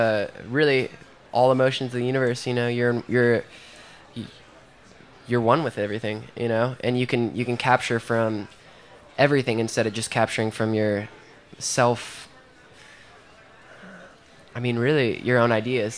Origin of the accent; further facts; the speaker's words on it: Joplin, Missouri, United States; my hometown, Joplin